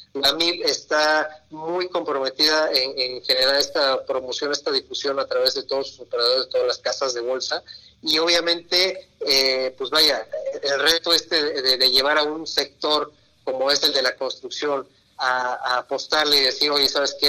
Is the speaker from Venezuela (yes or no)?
no; Mexico; como mexicanos